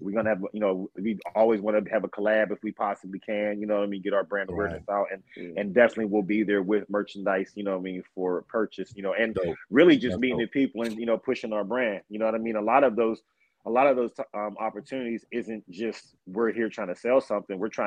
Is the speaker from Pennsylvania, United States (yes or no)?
yes; Pittsburgh, Pennsylvania, United States; moved away; I'm born and raised in Pittsburgh